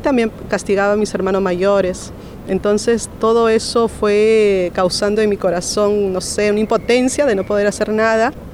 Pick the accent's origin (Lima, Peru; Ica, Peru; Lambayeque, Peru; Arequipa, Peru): Lima, Peru; nací en La Libertad, en Lima, Perú.